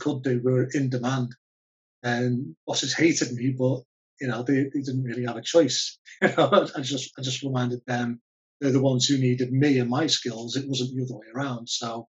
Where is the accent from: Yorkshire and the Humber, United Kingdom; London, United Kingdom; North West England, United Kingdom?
North West England, United Kingdom; Liverpool; accent: Scouse; Liverpool. I think my accent's weird because I've travelled for so long, I tend to flatten my accent when I'm talking to different people.